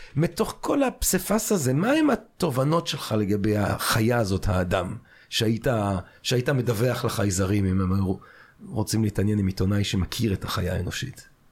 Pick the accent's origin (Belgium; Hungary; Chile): Belgium; now in Israel; אני כשגדלתי בבלגיה